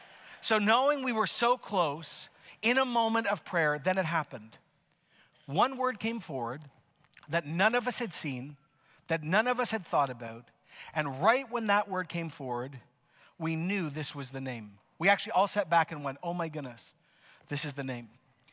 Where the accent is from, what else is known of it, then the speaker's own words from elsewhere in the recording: Canada; Some of you are like, what does that mean? Why am I clapping? I'm so Canadian.